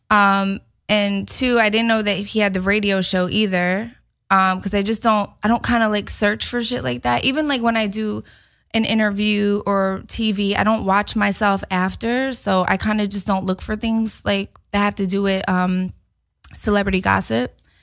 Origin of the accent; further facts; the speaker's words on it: Philadelphia, Pennsylvania, United States; moved away; I'm in Philly. I'm in my hometown